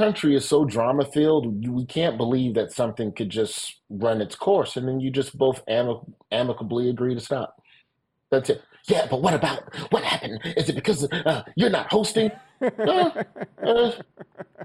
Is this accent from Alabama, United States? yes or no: yes; Birmingham, Alabama, United States; also born or lived in Memphis, Tennessee; We moved to Birmingham from Memphis when I was in the fourth grade